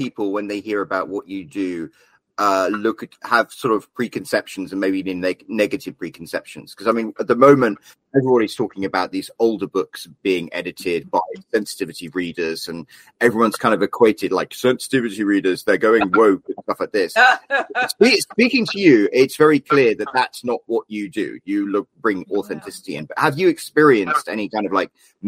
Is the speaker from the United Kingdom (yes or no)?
yes; United Kingdom; as a British guy